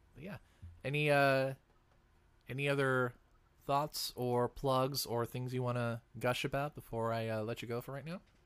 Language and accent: English; Seattle, Washington, United States; I'm from Seattle